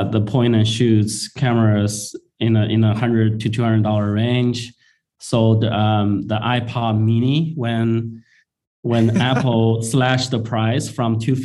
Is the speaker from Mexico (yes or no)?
no; China; moved away as an adult; also born or lived in Shanghai; now in Bay Area, United States; I was actually born and raised in China. I came to the U.S. In 2003 after I graduated from engineering school